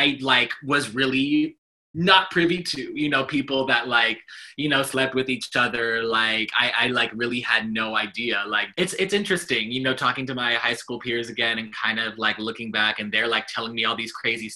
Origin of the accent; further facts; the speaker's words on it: Colorado, United States; growing up in Colorado, it was great. I had a beautiful, amazing childhood. My family, they adopted me from birth and I grew up there